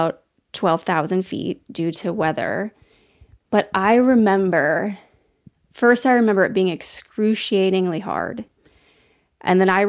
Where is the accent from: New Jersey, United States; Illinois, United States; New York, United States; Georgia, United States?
Illinois, United States; moved away as an adult; now in Seattle, United States; I grew up in Illinois